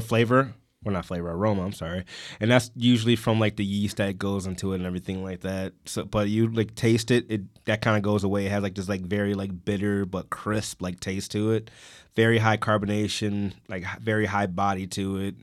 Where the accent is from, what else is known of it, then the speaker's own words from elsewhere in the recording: Detroit, Michigan, United States; I grew up on Seven Mile and Pat